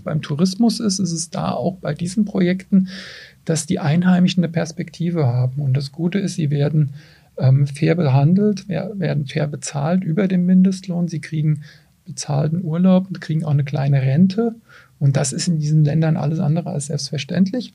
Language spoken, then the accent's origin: German; Mainz, Rhineland-Palatinate, Germany; ich als Mainzer